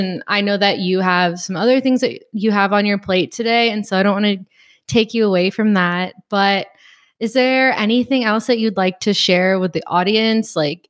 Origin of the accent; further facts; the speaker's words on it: Gardena, California, United States; born there; I was born in Gardena. Yeah, I was born in Gardena, California. So like my family is in LA.